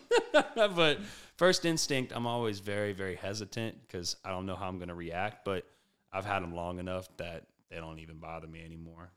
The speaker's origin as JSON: {"language": "English", "town": "Prairieville", "region": "Louisiana", "country": "United States", "tie": "born or raised there", "also_born_or_lived": "Baton Rouge / Kentucky", "said": "I am from Prairieville, so right outside Baton Rouge. Uh, not born and raised necessarily. I was born in Baton Rouge"}